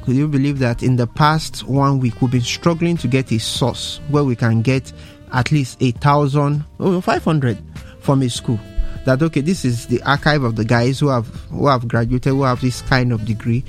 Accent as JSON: {"language": "English", "country": "Nigeria", "said": "as a Nigerian"}